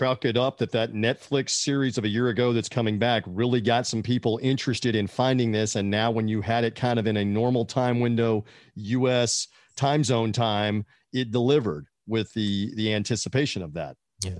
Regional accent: Memphis, Tennessee, United States; moved away; also born or lived in Tampa, Florida; I grew up in and around Memphis, Tennessee, and in Tampa, Florida, and those are wrestling hotbeds in the South.

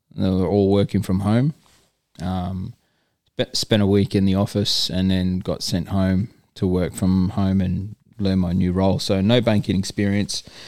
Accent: Darwin, Northern Territory, Australia; moved away as an adult; also born or lived in Sydney; now in Perth, Australia; I grew up there.

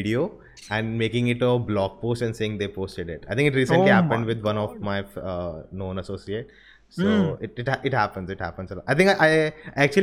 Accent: Delhi, India; moved away; also born or lived in Goa; I was born and brought up in Delhi, in Indrapuram, Noida.

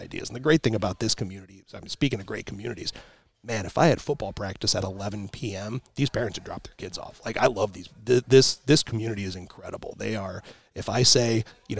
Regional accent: South Bend, Indiana, United States; moved away; I come from South Bend, so huge, huge Notre Dame fan

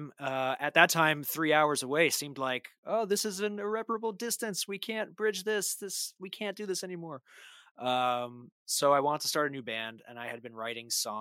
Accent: New Jersey, United States; moved away as an adult; also born or lived in Washington, D.C.; I grew up in Jersey

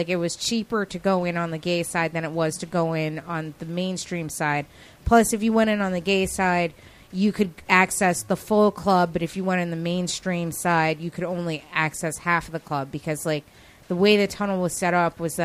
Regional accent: Yonkers, New York, United States; now in New York City, United States; I'm from Westchester County, so it's like a half hour from New York

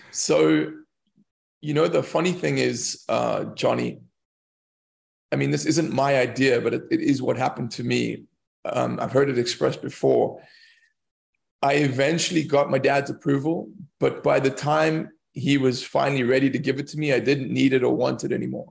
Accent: South Africa; moved away as an adult; also born or lived in London; as a South African, especially as a white South African, growing up around these people who, you know, they're very impoverished

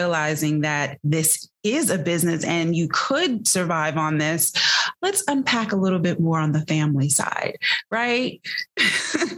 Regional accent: Jamaica; I'm Jamaican

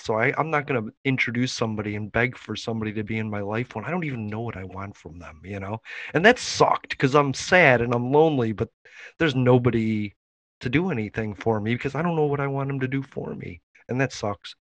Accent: Chicago, Illinois, United States; I'm from Chicago and I got to go to Wrigley Field anytime I wanted.

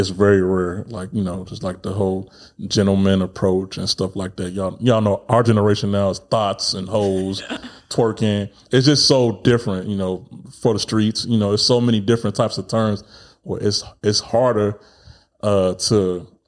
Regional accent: Chicago, Illinois, United States; moved away; also born or lived in East Coast / North Dakota; I'm from Chicago

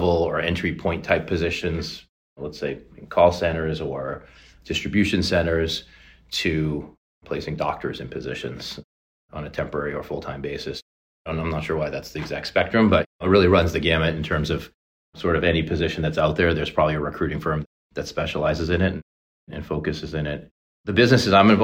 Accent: Boston, Massachusetts, United States; Born and raised in the Boston area

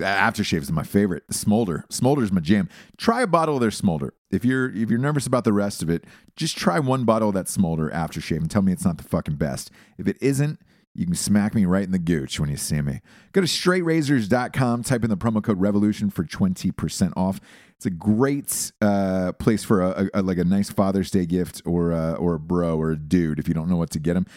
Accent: Georgia, United States; I'm from Georgia

